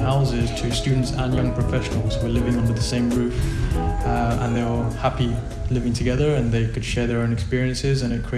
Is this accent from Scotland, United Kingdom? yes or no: no; London, United Kingdom; moved away as an adult; also born or lived in Pakistan (parents); now in Buenos Aires, Argentina; I was born and raised in London